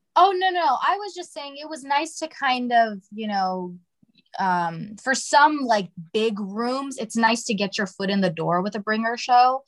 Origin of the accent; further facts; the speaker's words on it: Toledo, Ohio, United States; moved away as an adult; now in California, United States; so I'm originally from Ohio